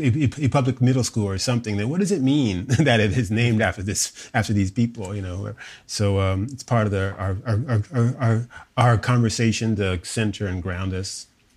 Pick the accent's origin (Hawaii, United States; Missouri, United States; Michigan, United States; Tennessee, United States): Hawaii, United States; So, you know, I was raised in Hawaii, in Oahu, a son of a military father.